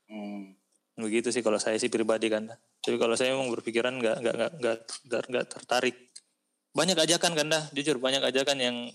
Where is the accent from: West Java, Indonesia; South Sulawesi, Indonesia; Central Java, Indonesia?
South Sulawesi, Indonesia; apalagi kalau daerah-daerah kayak kita kan daerah-daerah kampung kita kan dari daerah Bugis gitu kan